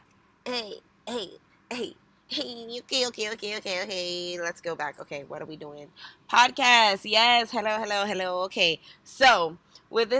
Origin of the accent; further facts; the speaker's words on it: United States; tend to reflect my American upbringing, you know? And then on top of that, growing up in the Valley gave me two different cultures as well